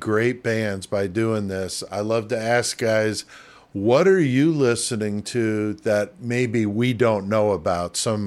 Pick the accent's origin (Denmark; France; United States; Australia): United States; New York City, New York; moved away; I'm originally from the Bronx